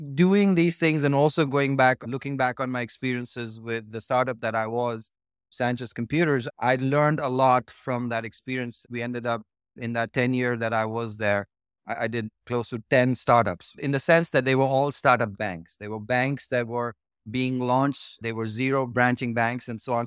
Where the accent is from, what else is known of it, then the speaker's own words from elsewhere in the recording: New Delhi, Delhi, India; moved away as an adult; now in United States; I was born and, uh, I was raised in New Delhi, uh, in India, which is northern part of India.